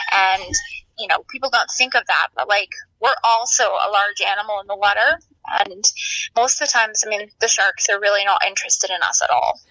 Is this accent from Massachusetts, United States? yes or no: no; Maine, United States; I grew up in Maine